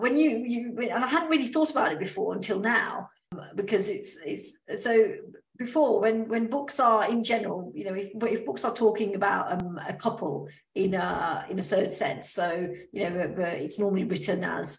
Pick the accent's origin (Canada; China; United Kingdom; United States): United Kingdom; accent: British; now in Australia; my British accent, which is what I have